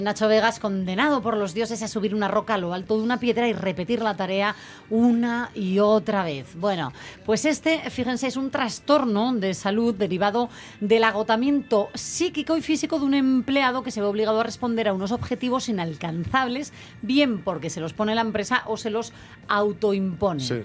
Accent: Asturias, Spain; como asturianos

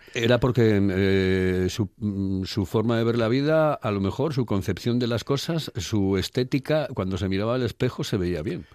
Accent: Oviedo, Asturias, Spain; yo soy de Oviedo

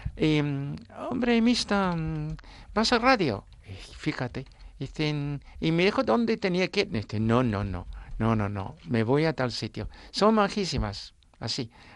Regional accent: Suffolk, East of England, United Kingdom; Spanish is a second language; now in Asturias, Spain; mi condado es Suffolk

